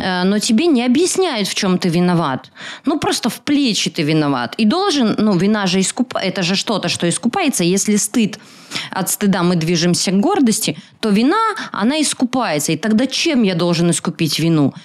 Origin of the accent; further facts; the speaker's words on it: Belarus; сама я белоруска